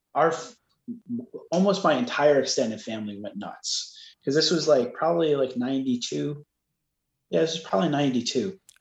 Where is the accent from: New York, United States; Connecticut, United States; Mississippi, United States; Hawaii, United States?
New York, United States; growing up in New York